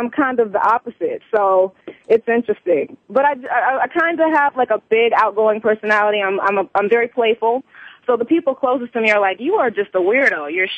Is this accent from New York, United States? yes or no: no; Columbia, South Carolina, United States; also born or lived in Orangeburg; Orangeburg is small. So I was born in Orangeburg, but I grew up in Columbia, South Carolina.